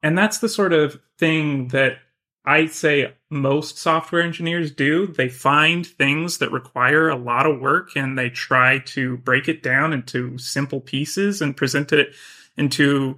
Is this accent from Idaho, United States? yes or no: yes; Boise, Idaho, United States; now in San Francisco, United States; I'm originally from Boise, Idaho.